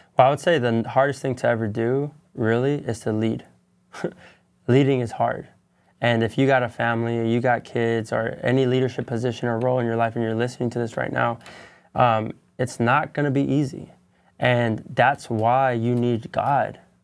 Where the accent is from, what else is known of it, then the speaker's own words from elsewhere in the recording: San Bernardino County, California, United States; moved away as an adult; now in Los Angeles County, United States; I come from San Bernardino County